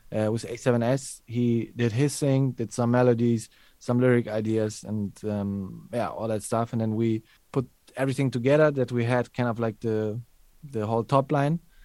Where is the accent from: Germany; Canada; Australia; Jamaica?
Germany; I grew up in Germany